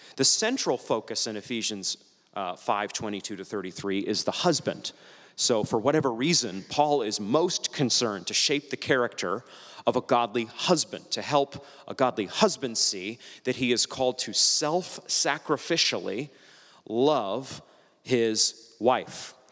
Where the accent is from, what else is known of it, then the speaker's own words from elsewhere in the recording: New England, United States; moved away; I'm from New England